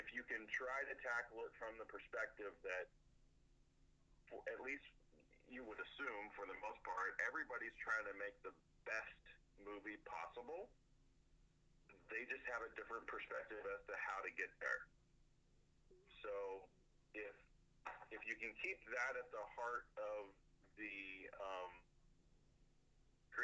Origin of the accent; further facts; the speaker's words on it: Plainfield, Ohio, United States; moved away as an adult; also born or lived in Southern California; born and bred in Ohio. I grew up in a very small, I mean, typically somebody would say town or city. Neither. It was a village. I grew up in the village of Plainfield, less than 200 people